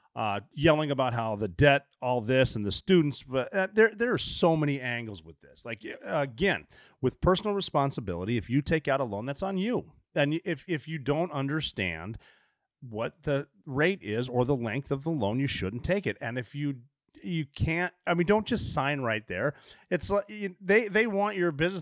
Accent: Oregon, United States; moved away; especially from Oregon. Like, the tallest building in my hometown is the Finland Hotel

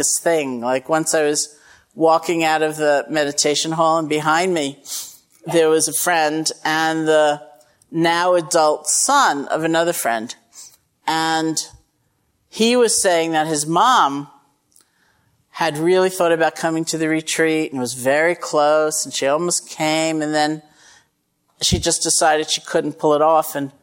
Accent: Massachusetts, United States; I'm from Massachusetts

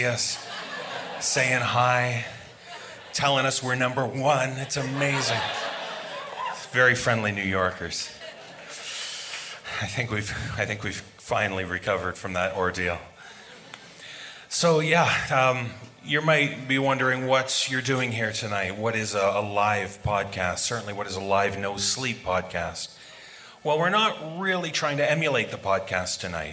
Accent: Toronto, Ontario, Canada; my hometown, the birthplace of the podcast, Toronto, Canada

